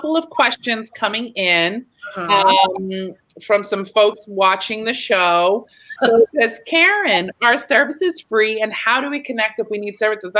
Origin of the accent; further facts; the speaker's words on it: Texas, United States; I'm a hugger. I'm from Texas.